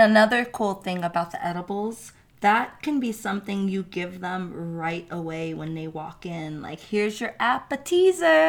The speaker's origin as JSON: {"language": "English", "region": "New York", "country": "United States", "said": "I'm from New York"}